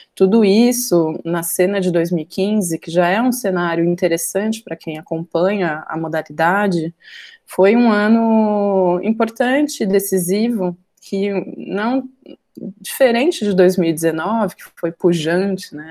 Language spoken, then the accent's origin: Portuguese; Campinas, São Paulo, Brazil; eu sou de Campinas